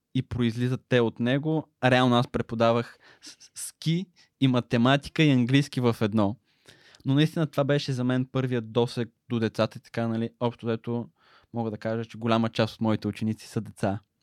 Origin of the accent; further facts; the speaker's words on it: Smolyan, Smolyan Province, Bulgaria; Аз съм роден и израснах в Смолен, където прекарах общо цялото си детство